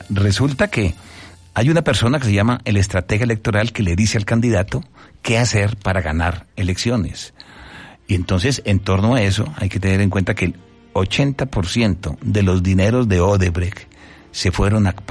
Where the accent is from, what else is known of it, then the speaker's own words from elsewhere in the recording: Bogotá, Colombia; moved away as an adult; now in Puebla, Mexico; y toda mi vida fue en Bogotá. Entonces soy bogotano.